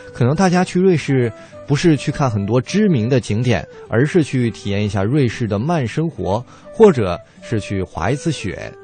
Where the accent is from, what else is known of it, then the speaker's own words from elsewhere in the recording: China; 我们大陆人